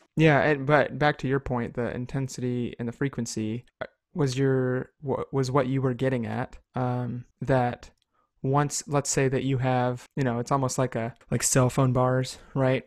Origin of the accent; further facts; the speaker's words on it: United States; as an American people, um, we have grown up